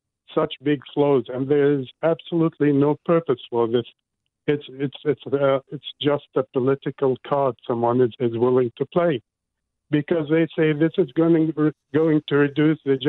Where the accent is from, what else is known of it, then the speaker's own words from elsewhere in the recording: Iraq; now in Auckland, New Zealand; I didn't come all the way to New Zealand to be told the same sacrifice rhetoric I grew up with in Iraq